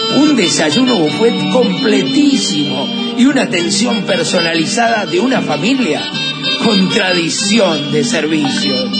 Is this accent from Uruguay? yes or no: yes; Uruguay; somos los uruguayos